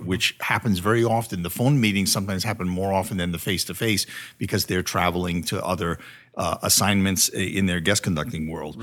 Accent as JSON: {"language": "English", "region": "Connecticut", "country": "United States", "tie": "born or raised there", "moved": "yes", "said": "back in Connecticut where I'm from"}